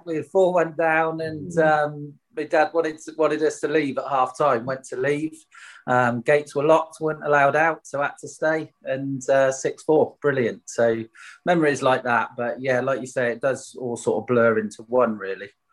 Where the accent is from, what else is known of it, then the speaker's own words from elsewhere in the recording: Swindon, South West England, United Kingdom; playing for my hometown club